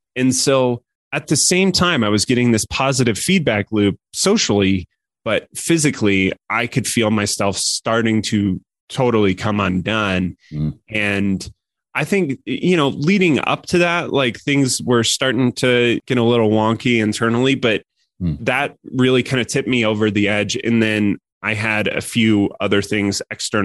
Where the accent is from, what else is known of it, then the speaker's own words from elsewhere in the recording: Colorado, United States; moved away as an adult; also born or lived in San Francisco; I grew up in Colorado